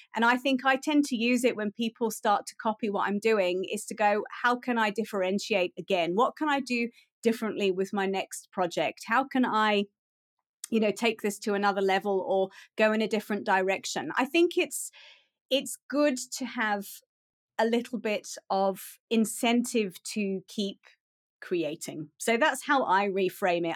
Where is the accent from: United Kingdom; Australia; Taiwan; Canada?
United Kingdom; moved away as an adult; now in South Africa; I am British. I grew up in the U K, and I moved to South Africa in two thousand and nine.